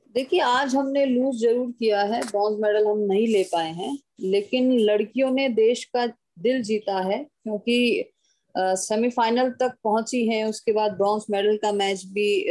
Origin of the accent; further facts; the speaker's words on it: Haryana, India; मैं हरियाणा से बिलोंग करती हूँ